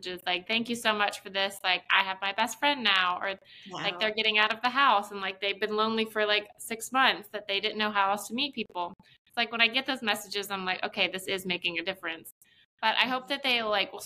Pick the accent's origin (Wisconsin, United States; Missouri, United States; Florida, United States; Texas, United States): Florida, United States; also born or lived in Charlotte; now in Atlanta, United States; I'm from Florida